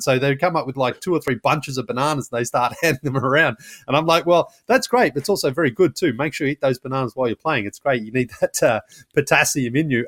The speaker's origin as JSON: {"language": "English", "country": "Australia", "moved": "yes", "lives_now": "United States", "said": "I'm from Australia, but I live in the United States."}